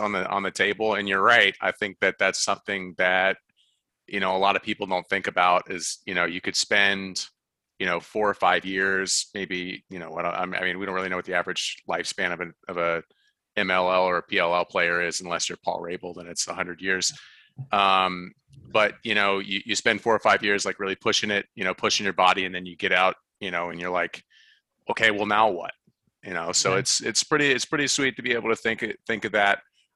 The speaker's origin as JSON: {"language": "English", "town": "Atlanta", "region": "Georgia", "country": "United States", "tie": "born or raised there", "said": "I grew up in the South. I'm from Atlanta"}